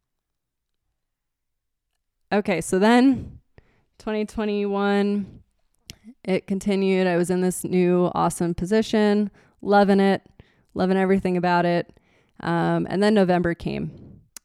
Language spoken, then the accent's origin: English; Nazareth, Pennsylvania, United States; moved away as an adult; now in Show Low, United States; I was born and raised in Nazareth, and that's where Martin guitar was founded